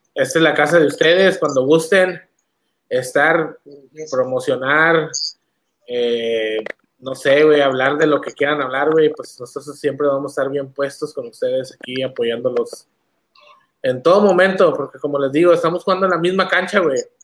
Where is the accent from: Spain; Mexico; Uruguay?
Mexico; northern Mexico; somos norteños, güey, somos, somos de la ciudad